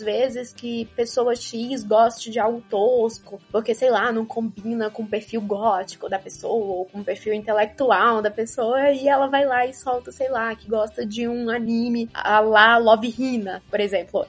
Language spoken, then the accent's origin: Portuguese; Rio Grande do Norte, Brazil; accent: potiguar; now in Ribeirão Preto, Brazil; não estranhem o sotaque, eu sou potiguar e ele costuma florar nesses momentos